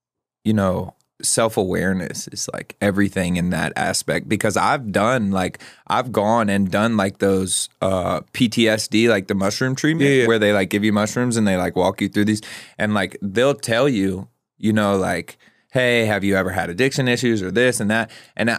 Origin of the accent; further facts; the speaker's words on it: Maryland, United States; So Southern Maryland, it's in Maryland, about an hour and a half outside of Baltimore. Honestly, a pretty rural community